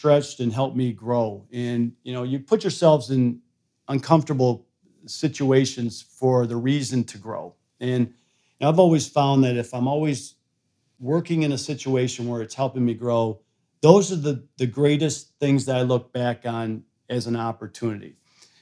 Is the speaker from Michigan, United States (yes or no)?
yes; Flint, Michigan, United States; moved away; also born or lived in Sweden; I grew up in Flint, Michigan